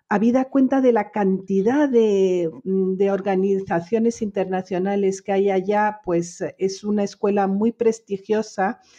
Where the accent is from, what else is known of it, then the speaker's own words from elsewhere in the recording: Geneva, Switzerland; creciendo en Ginebra, hija de españoles, yo crecí mm, eh, bilingüe, totalmente, soy totalmente bilingüe francés-español